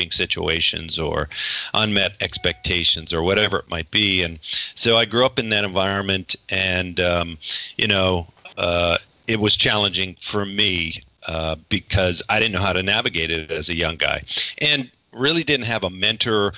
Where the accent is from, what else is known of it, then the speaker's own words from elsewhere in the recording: Northeast Ohio, United States; I was born in Northeast Ohio, relatively large family, six kids